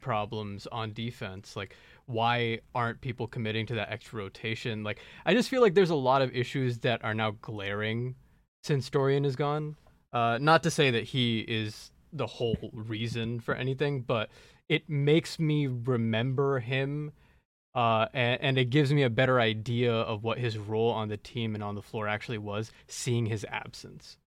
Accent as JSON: {"language": "English", "town": "Dallas", "region": "Texas", "country": "United States", "tie": "born or raised there", "said": "my hometown team"}